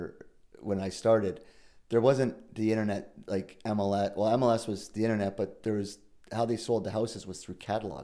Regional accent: Thorold, Ontario, Canada; I'm from Thorold, Ontario. I grew up in the Niagara region

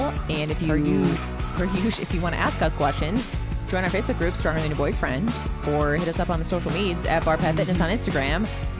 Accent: Chicago, Illinois, United States; I'm from Chicago, so I walk

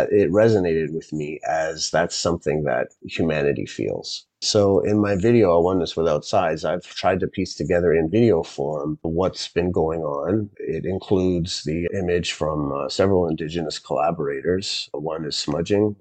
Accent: Zambia; moved away; when I grew up in Zambia and went to school in a public school out in the bush and lived in the suburbs of the capital

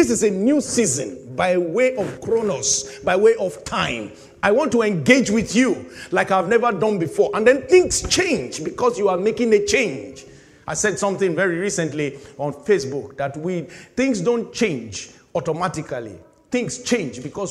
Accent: Nigeria; moved away as an adult; finishing youth service in my home country

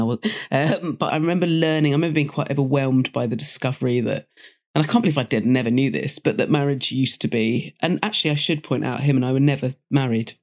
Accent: Dorset, South West England, United Kingdom; moved away as an adult; also born or lived in London; I grew up in Dorset

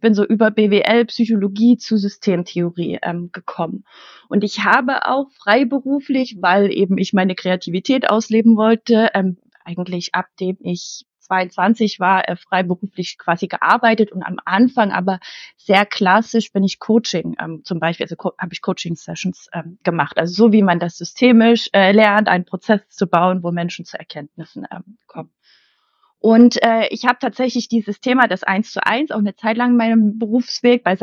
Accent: Leipzig, Saxony, Germany; born there; Ich bin in Leipzig geboren und ich liebe Leipzig.

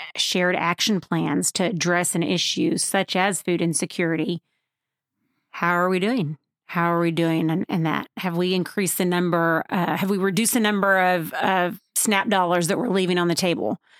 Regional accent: Waco, Texas, United States; I am from here in Waco, Texas, um, at least by, by most people's standards. My family moved here when I was in kindergarten

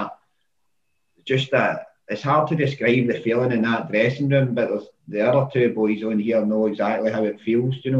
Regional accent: Glasgow, Scotland, United Kingdom; I'm originally from Maryhill, I came from a completely normal upbringing

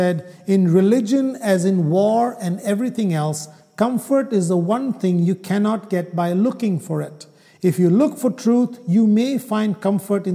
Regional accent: Kerala, India; first language Malayalam; English is a second language; moved away; my home state in India, in Kerala

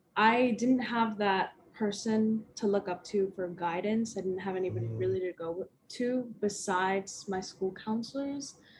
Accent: Las Vegas, Nevada, United States; moved away as an adult; I'm originally from Las Vegas

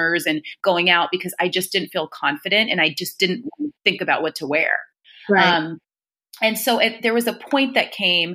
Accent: California, United States; moved away as an adult; now in New York, United States; I'm originally from California, and I moved to New York to go to business school

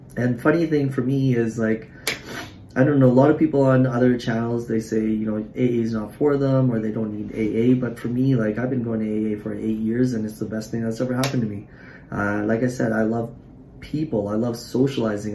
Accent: Surrey, British Columbia, Canada; I'm from Surrey

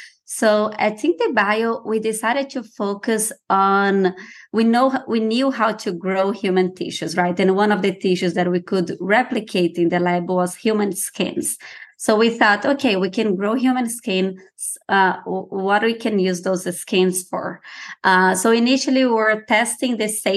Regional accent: Brazil; moved away; I'm originally from Brazil

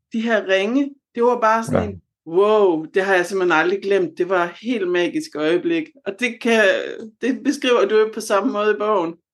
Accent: Southern Jutland, Southern Denmark, Denmark; moved away; Jeg er oprindelig fra Sønderjylland

